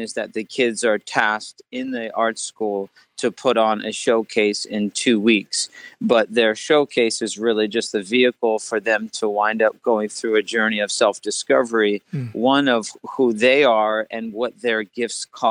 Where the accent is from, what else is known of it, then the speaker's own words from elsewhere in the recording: New Jersey, United States; I'm actually grew up in New Jersey. I'm from the East Coast